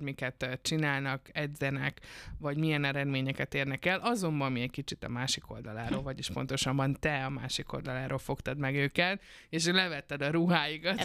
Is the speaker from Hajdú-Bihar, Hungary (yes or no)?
yes; Debrecen, Hajdú-Bihar, Hungary